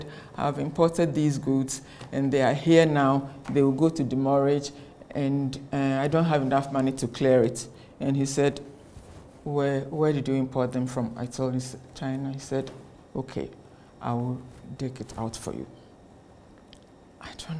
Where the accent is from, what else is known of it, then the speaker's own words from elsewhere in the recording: Ghana; I am from Ghana